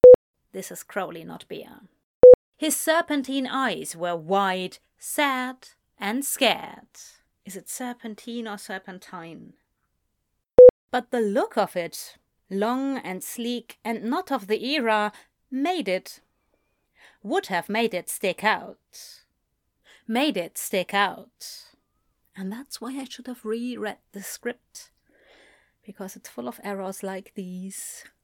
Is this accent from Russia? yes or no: no; United Kingdom; I'm as British as I can be, but I don't necessarily always know which is the British original pronunciation